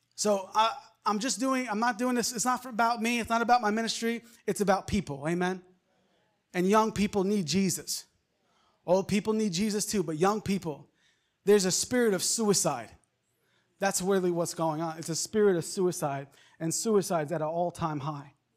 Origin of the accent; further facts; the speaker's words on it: Long Island, New York, United States; moved away; I, I grew up in Long Island, New York.